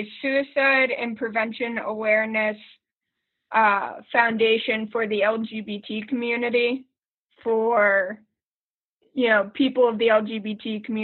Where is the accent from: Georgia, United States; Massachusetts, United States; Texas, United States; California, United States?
Massachusetts, United States; Boston; moved away as an adult; now in Pittsburgh, United States; I am originally from Boston